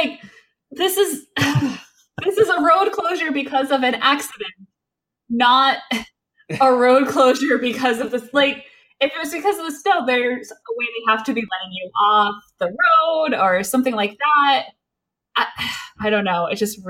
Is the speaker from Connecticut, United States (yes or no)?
yes; Connecticut, United States; I grew up in the Northeast, I lived in Connecticut.